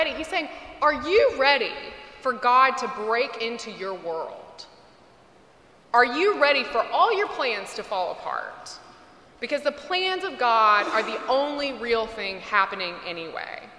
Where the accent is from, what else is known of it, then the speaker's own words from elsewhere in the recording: Mississippi, United States; When I was a kid growing up in Mississippi, and I know we think of Texas as the Bible Belt, but really